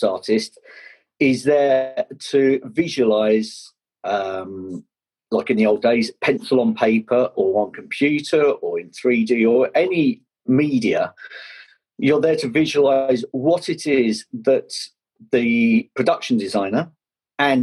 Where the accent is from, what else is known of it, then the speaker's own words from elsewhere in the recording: Kent, South East England, United Kingdom; I grew up down in Kent